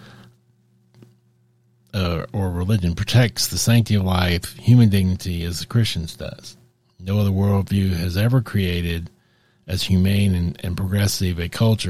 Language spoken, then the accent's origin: English; United States; I'm American, that's where I come from